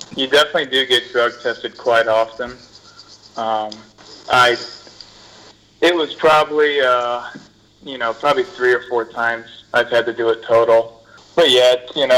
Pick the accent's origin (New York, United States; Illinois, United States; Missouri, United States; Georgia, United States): Illinois, United States; Bourbonnais; I'm from Bourbonnais, Illinois, probably about an hour south from Chicago. Just grew up playing sports